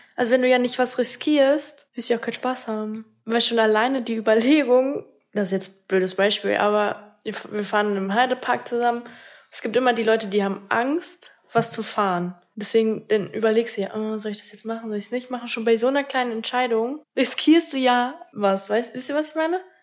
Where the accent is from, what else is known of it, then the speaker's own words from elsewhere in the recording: Minden, North Rhine-Westphalia, Germany; moved away as an adult; now in Bad Oeynhausen, Germany; Minden ist meine Heimatstadt, ist auch so der Fleck, wo ich mich wirklich wohl gefühlt habe.